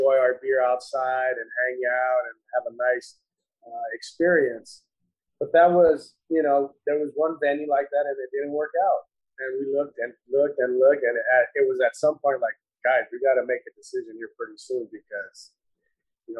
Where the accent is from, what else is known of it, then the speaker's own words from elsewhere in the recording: Whittier, California, United States; Whittier, we're from Whittier